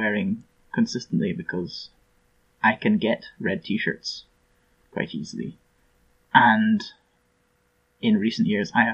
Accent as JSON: {"language": "English", "region": "Scotland", "country": "United Kingdom", "said": "I'm from Scotland."}